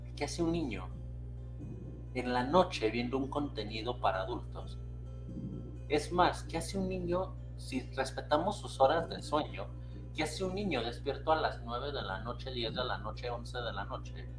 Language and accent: Spanish; Mexico; yo lo estoy hablando desde México